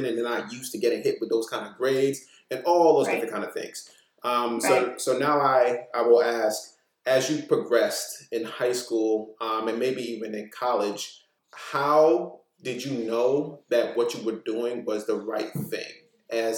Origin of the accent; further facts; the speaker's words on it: New York City, New York, United States; also born or lived in Maryland; the things that I gained from growing up in Brooklyn.